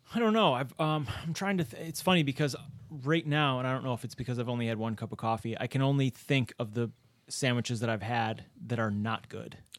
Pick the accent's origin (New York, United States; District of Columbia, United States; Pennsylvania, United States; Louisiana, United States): New York, United States; Rochester; I was born and raised in Rochester.